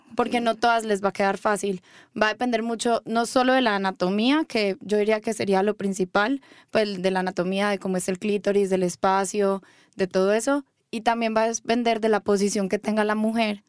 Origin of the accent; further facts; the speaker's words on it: Medellín, Antioquia, Colombia; moved away as an adult; now in Mexico; Yo soy de Medellín, Colombia. Nací ahí y hace más o menos un año me vine a vivir acá a estudiar sexología.